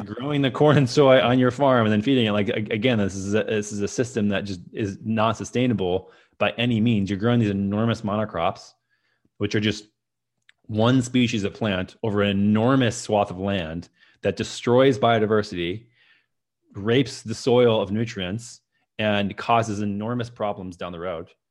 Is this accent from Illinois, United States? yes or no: no; Minnesota, United States; moved away as an adult; also born or lived in San Francisco; that's where I grew up in Minnesota